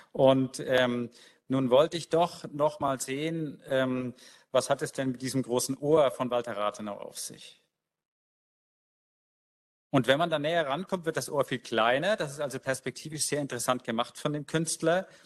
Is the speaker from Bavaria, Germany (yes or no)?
yes; Nuremberg, Bavaria, Germany; born there; Ich habe vor kurzem in einer ähnlichen Mission meine Geburtsstadt Nürnberg aufgesucht.